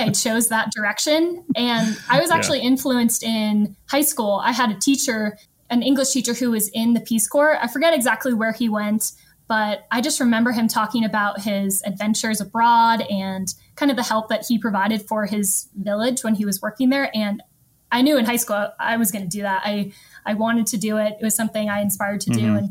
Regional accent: Encinitas, California, United States; moved away as an adult; also born or lived in Davis, California / Botswana; now in South Central Colorado, United States; I'm originally from Southern California, so Encinitas

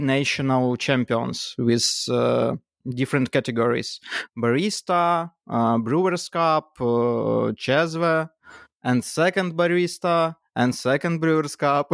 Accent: Kyiv, Ukraine; from, uh, Kyiv, Ukraine.

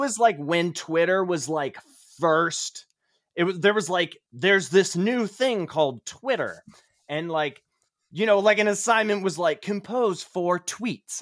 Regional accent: Cape Cod, Massachusetts, United States; moved away as an adult; also born or lived in New York; now in Indianapolis, United States; I grew up in Cape Cod, Massachusetts

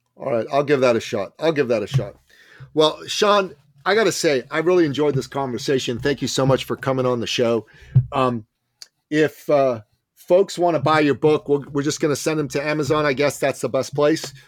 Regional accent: Canada; I'm Canadian

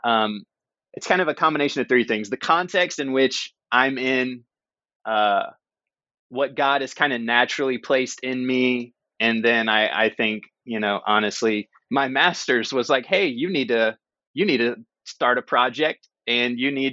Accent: North Carolina, United States; moved away as an adult; also born or lived in Chicago / Bay Area; now in Redwood City, United States; We grew up together in North Carolina

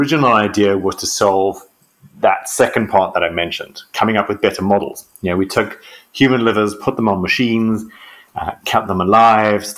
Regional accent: South Africa; moved away as an adult; now in Oxford, United Kingdom; I'm a South African medical doctor and geneticist.

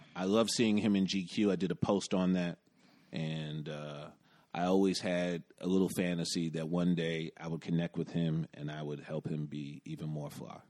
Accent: United States; I'm an American

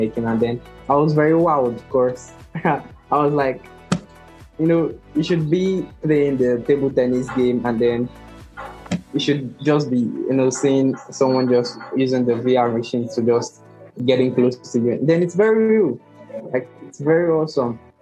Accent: Nigeria; I'm from Nigeria

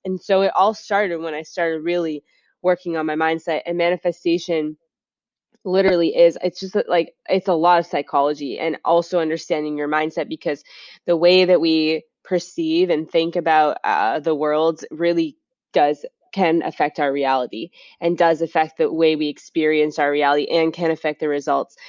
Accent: Beverly, Massachusetts, United States; I grew up in Beverly, Massachusetts, which is next to Salem

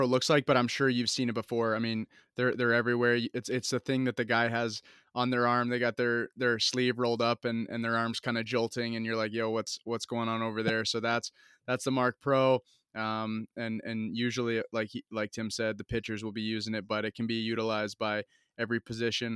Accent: Vermont, United States; I'm from Vermont.

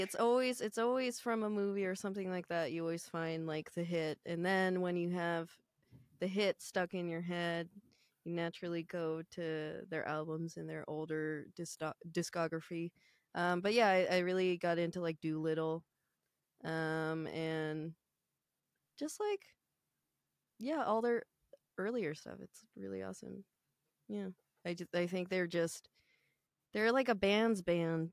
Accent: San Francisco, California, United States; my hometown in San Francisco

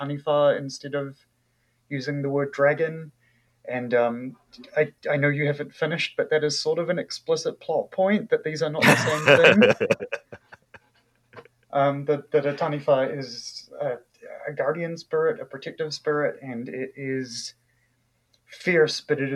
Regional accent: New Zealand; accent: New Zealand English; first language English; also born or lived in Malaysia / Indonesia / Wellington, New Zealand; I'm a Kiwi and I grew up speaking New Zealand English

